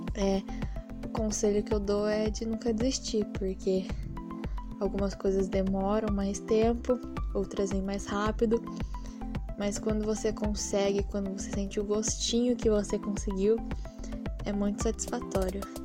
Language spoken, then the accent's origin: Portuguese; Sorocaba, São Paulo, Brazil; eu vim de Sorocaba, nasci aqui em Sorocaba mesmo